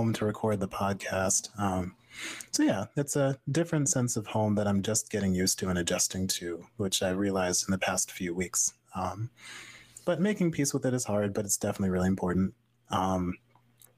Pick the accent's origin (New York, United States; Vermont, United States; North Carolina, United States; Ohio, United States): Vermont, United States; moved away as an adult; now in Worcester, United States; I'm so used to Vermont being my home